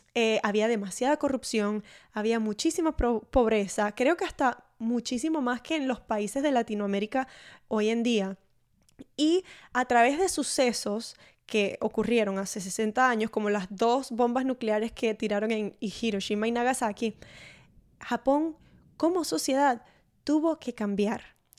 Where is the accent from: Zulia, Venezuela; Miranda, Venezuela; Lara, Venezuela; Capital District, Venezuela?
Zulia, Venezuela; Maracaibo; en mi pueblo de Venezuela, allá en Maracaibo